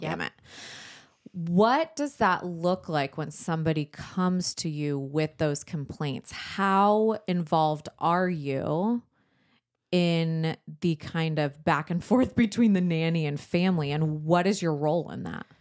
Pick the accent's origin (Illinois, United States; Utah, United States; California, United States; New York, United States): California, United States; San Diego; we grew up in San Diego